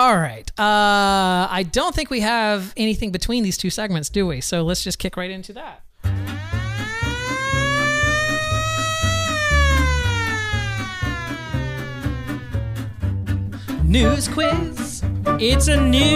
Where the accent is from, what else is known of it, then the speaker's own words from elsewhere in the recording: the South, United States; I am from the South